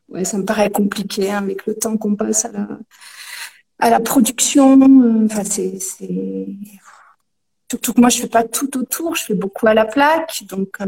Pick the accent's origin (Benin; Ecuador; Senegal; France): France; Lyon, Auvergne-Rhône-Alpes; la base je suis lyonnaise.